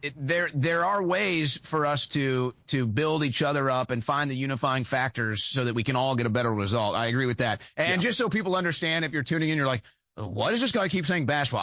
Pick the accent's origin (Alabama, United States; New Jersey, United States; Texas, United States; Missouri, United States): Missouri, United States; St. Louis; moved away; It was my hometown where I lived at the time